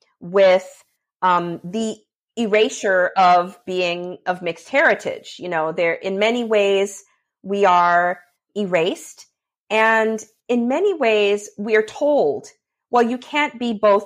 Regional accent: Southern California, United States; now in Louisiana, United States; growing up in Southern California

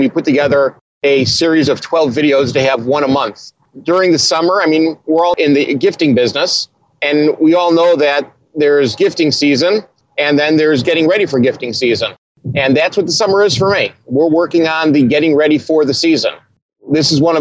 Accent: Chicago, Illinois, United States; I'm from Chicago, and I'm a Bears fan

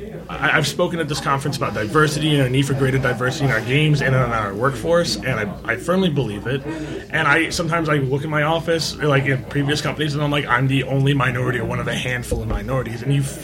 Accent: India; Like, I'm an Indian guy. Like, we are hugging people.

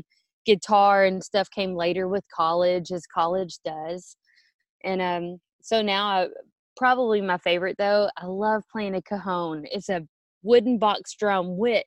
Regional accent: Orange, Texas, United States; moved away as an adult; now in Atlanta, Texas, United States; I grew up in Orange, Texas, which is way down southeast, right by the Gulf of Mexico and Louisiana.

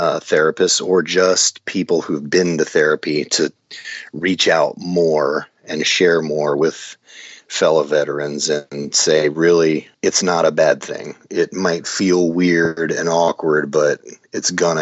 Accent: New Jersey, United States; moved away as an adult; born and raised in New Jersey

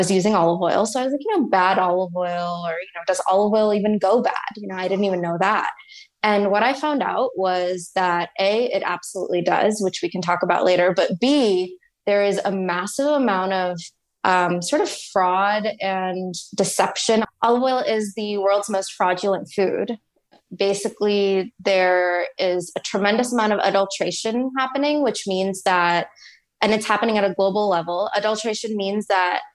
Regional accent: Texas, United States; moved away as an adult; also born or lived in New York; I grew up in Texas, moved to New York, finished up undergrad at NYU

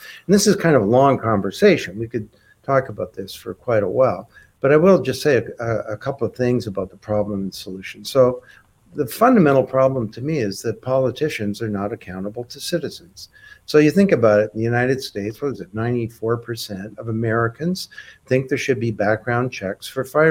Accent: Canada; I'm a Canadian

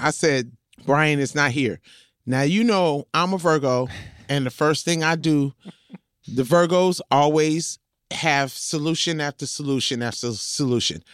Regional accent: Compton, California, United States; I'm from Compton

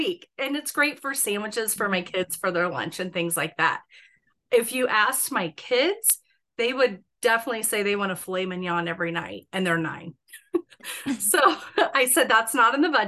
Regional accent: Bennington, Nebraska, United States; I live like west of Bennington, and when I grew up in Bennington, it was a small

